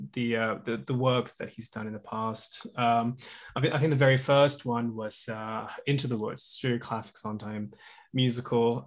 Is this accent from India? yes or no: no; Java, Indonesia; moved away as an adult; now in United States; I grew up in Indonesia. And so I learned, uh, Indonesian, um, traditional music. I was, grew up in Java